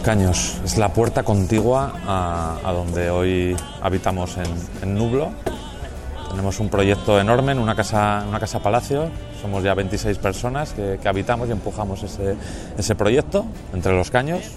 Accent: Haro, La Rioja, Spain; moved away as an adult; also born or lived in Vitoria / Barcelona / Madrid / England; Yo soy de Aro, de La Rioja. Con 18 años me fugué de La Rioja

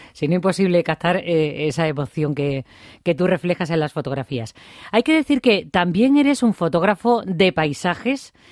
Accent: Feria, Extremadura, Spain; soy de feria

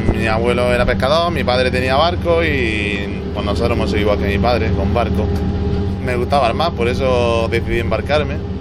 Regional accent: Senegal; Spanish is a second language; now in Almería, Spain; yo soy de Senegal

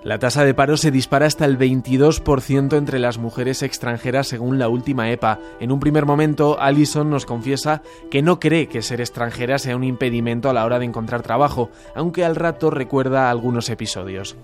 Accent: Spain

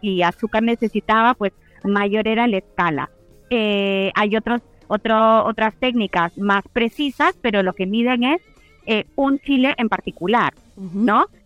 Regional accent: Peru; soy peruana

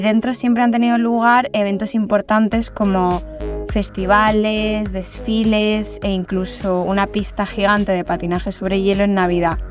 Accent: Valencia, Valencian Community, Spain; now in Paris, France; soy valenciana de nacimiento y parisina de adopción

